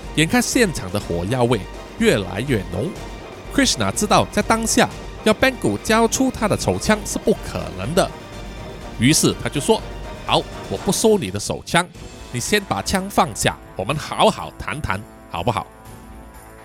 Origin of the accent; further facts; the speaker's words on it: Kuala Lumpur, Malaysia; 叔叔本身呢，就是吉隆坡人， 哦，我在吉隆坡出生，也住在吉隆坡